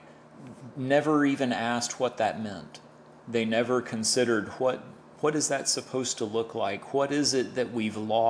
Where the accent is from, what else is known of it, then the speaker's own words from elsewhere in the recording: Tampa, Florida, United States; I'm born and raised in Tampa